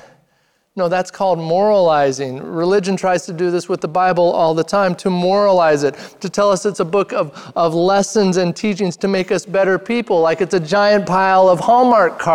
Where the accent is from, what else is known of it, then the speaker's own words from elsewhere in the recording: Redmond, Oregon, United States; moved away; I grew up in Redmond, Oregon, small town in central Oregon.